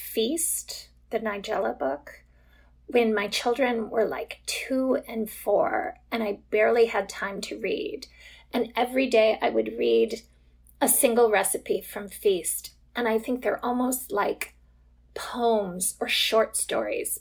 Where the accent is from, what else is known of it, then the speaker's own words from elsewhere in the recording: United States; I'm American